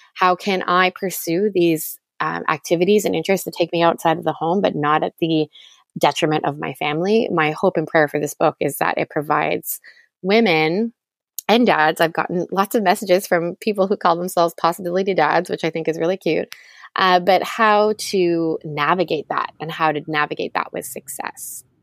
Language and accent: English; Toronto, Ontario, Canada; I grew up in Toronto, Canada